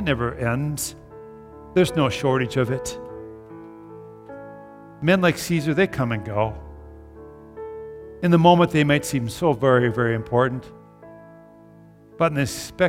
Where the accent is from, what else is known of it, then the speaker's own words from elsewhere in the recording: United States; we're very American